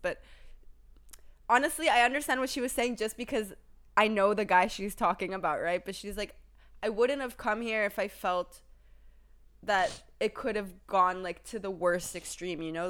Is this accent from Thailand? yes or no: yes; Thailand; moved away; we grew up in Thailand together as kids